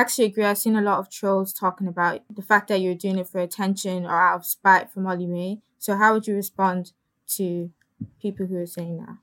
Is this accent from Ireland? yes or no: yes; Ireland; also born or lived in Congo; I was born in Ireland, but I'm from Congo.